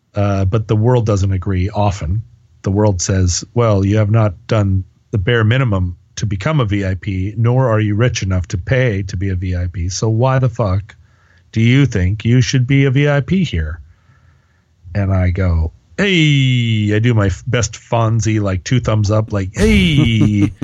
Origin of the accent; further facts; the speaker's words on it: United States; I'm an American